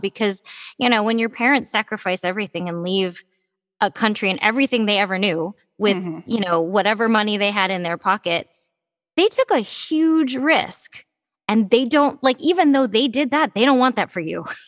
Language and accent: English; Detroit, Michigan, United States; I was born in Detroit, Michigan. Um, I, am a happy little Midwestern girl